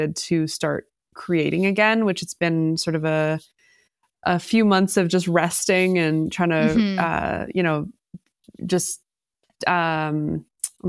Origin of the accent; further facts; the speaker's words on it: Toronto, Ontario, Canada; also born or lived in Oakville; I was born and raised in the beaches.